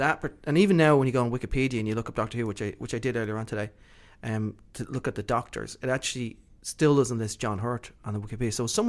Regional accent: Ireland; I'm Irish.

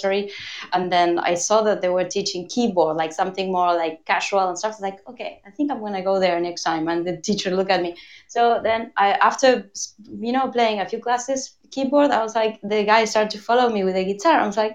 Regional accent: Argentina; moved away; it's the first time in 21 years that I spent a year in Buenos Aires. I was like, I'm Argentinian, like fully Argentinian again. So sorry about my accent.

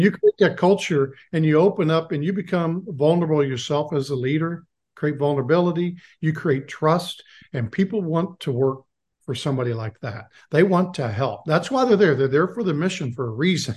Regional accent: Lawrence, Kansas, United States; I grew up in Lawrence, Kansas

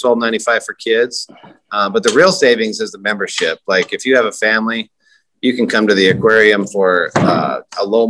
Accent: Idaho, United States; moved away as an adult; now in Baton Rouge, United States; I'm from Idaho, long ways away

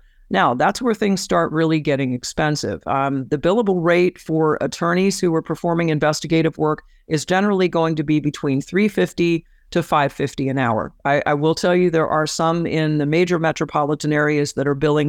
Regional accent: Florida, United States; In my home state of Florida, as an example, of course, I can work anywhere I want in the state of Florida

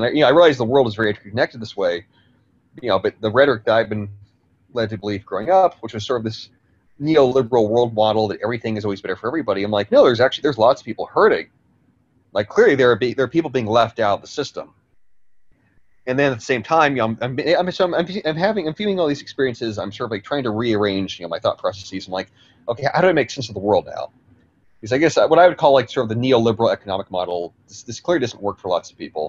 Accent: California, United States; The county where I grew up in California

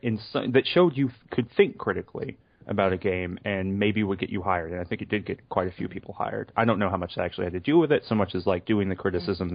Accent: the South, United States; I'm from the South

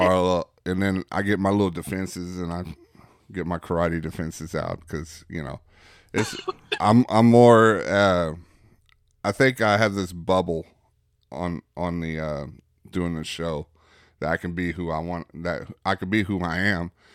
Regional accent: Bauxite, Arkansas, United States; I'm from Bauxite

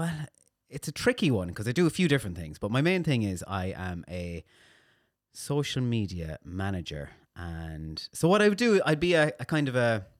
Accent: Castlebar, Connacht, Ireland; Mayo, Castlebar.

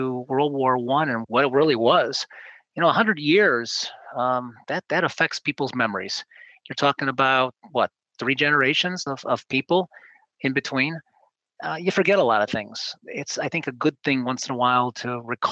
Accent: Riverside, Illinois, United States; growing up in Riverside

